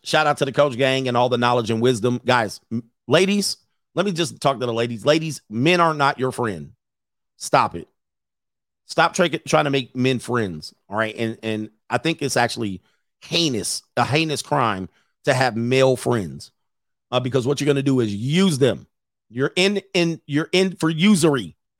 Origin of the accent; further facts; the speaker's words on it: Philadelphia, Pennsylvania, United States; now in Los Angeles, United States; I'm from Philadelphia, now living in LA. I was a big fish in a small pond.